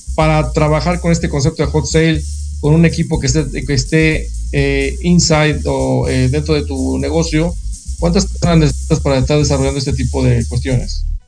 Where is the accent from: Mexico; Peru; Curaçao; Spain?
Mexico; nosotros como país en México